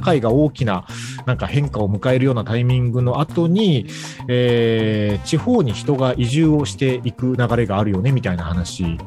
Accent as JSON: {"language": "Japanese", "region": "Kagoshima", "country": "Japan", "tie": "born or raised there", "moved": "as an adult", "said": "自分の場合、鹿児島で生まれて、一回都会に出て、U ターンしてきた方なので"}